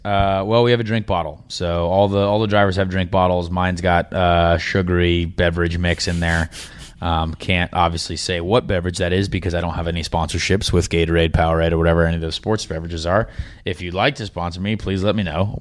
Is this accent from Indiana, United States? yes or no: yes; Indianapolis, Indiana, United States; It's my hometown